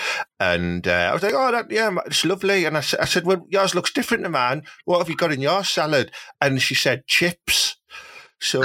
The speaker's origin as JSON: {"language": "English", "area": "Teesside", "region": "North East England", "country": "United Kingdom", "said": "I'm from Teesside and that's all we eat up there"}